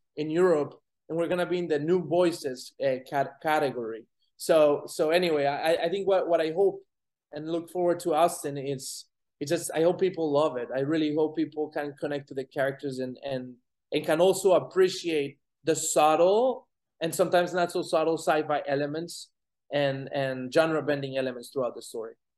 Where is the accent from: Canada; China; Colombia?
Colombia; now in United States; I'm an immigrant. I'm from Colombia.